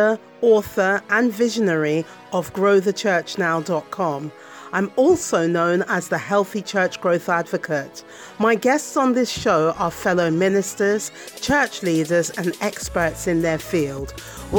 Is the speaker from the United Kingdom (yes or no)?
yes; United Kingdom; accent: UK; I'm in the UK because you can hear from my accent.